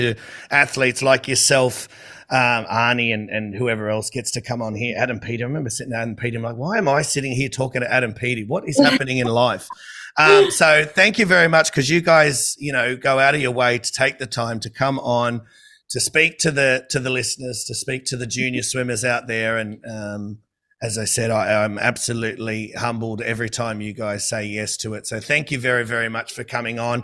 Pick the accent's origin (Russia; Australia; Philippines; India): Australia; Sydney, New South Wales; I'm from Sydney